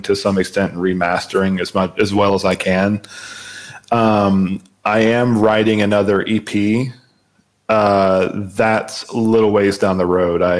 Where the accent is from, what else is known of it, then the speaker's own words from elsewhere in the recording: Jacksonville, Florida, United States; my hometown of Jacksonville, Florida